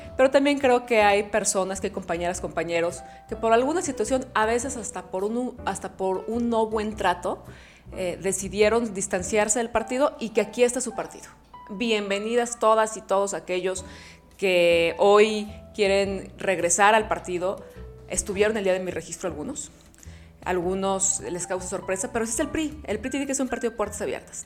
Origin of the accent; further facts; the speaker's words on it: Guadalajara, Jalisco, Mexico; soy una orgullosamente tapatía